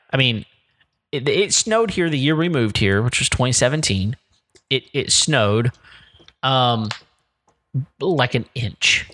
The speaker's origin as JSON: {"language": "English", "region": "Texas Panhandle", "country": "United States", "tie": "born or raised there", "said": "I grew up in the Panhandle"}